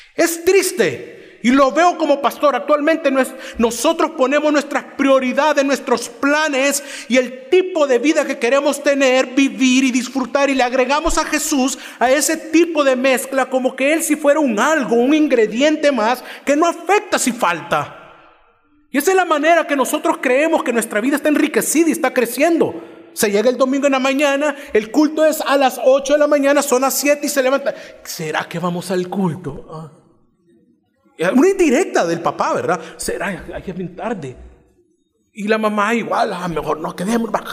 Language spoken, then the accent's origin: Spanish; Cojutepeque, Cuscatlán, El Salvador; Soy de Cojutepeque. es una ciudad fuera de San Salvador